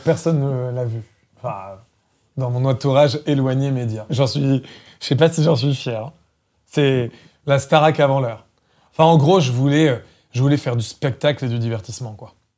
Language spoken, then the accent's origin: French; Centre-Val de Loire, France; moved away; also born or lived in Paris; je suis né dans le Loiret, dans le 45, dans un village de 150 habitants qui s'appelle Dame-Marie en Puisée